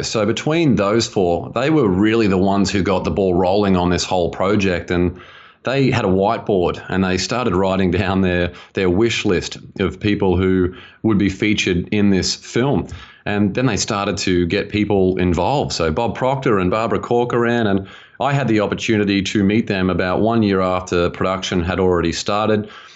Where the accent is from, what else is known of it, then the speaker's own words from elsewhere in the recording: Australia; moved away as an adult; now in United States; I grew up in Australia and spent a decade in financial planning out there and moved to America about five years ago